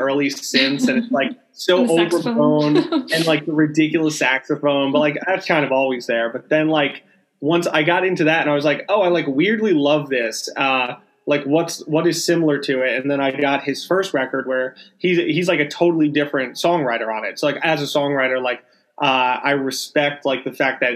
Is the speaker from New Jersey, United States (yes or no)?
yes; New Jersey, United States; we're from New Jersey